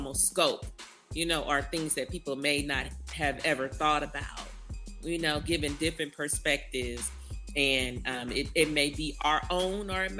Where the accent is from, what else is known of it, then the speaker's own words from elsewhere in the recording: California, United States; now in Texas, United States; born and raised in California.